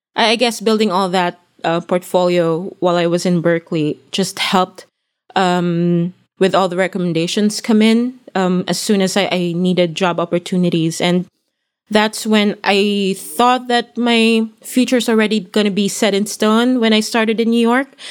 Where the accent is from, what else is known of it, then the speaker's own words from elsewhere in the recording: Philippines; moved away as an adult; I come from the Philippines